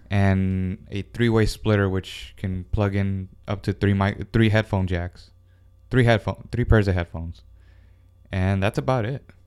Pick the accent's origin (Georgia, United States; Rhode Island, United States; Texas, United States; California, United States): Texas, United States; Houston; I born and raised in Houston, Texas, 1991